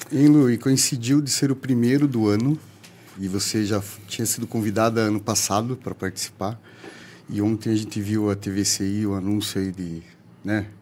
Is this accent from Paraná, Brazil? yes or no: yes; Paranaguá, Paraná, Brazil; moved away as an adult; eu sou parnanguara, meu título é de Paranaguá